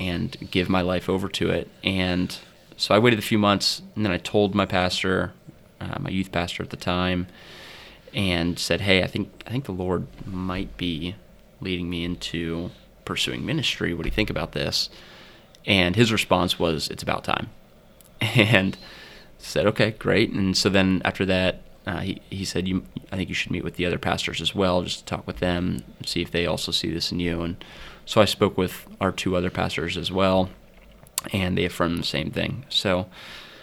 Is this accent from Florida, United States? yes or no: no; Mount Vernon, Ohio, United States; I'm attending Mount Vernon Nazarene University primarily because that's where that was the university in my hometown.